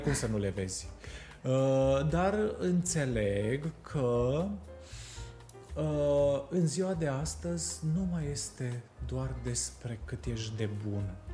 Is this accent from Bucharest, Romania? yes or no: yes; Bucharest, Romania; moved away as an adult; also born or lived in Sibiu; de când m-am mutat eu de la București, din 2011